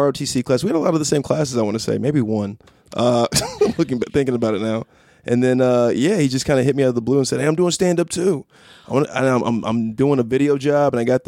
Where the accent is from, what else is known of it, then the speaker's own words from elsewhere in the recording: California, United States; also born or lived in San Diego, California; now in Los Angeles, United States; I'm from California